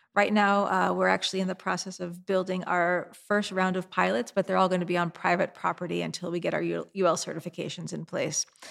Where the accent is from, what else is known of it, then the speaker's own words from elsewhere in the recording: New York City, New York, United States; my hometown of New York City